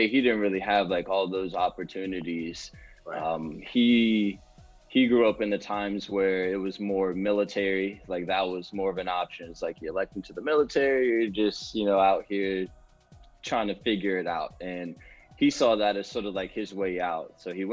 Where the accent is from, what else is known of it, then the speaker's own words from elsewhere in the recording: Prince George's County, Maryland, United States; moved away; I'm originally from Maryland, Prince George's County, Maryland. I stayed up there for most of my childhood